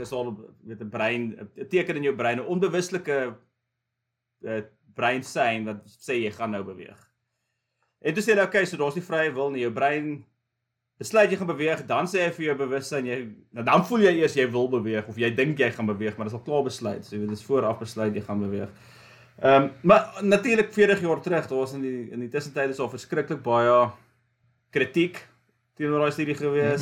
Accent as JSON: {"language": "Afrikaans", "town": "Vereeniging", "region": "Gauteng", "country": "South Africa", "tie": "born or raised there", "also_born_or_lived": "Johannesburg, South Africa / Stellenbosch, South Africa", "moved": "as an adult", "lives_now": "United States", "said": "Ek is gebore in Vereniging."}